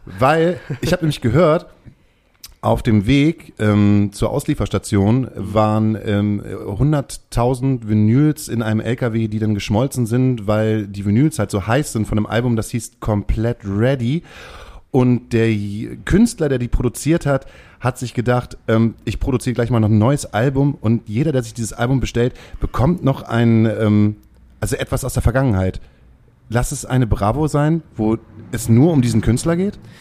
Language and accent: German; Hamburg, Germany; als Hamburger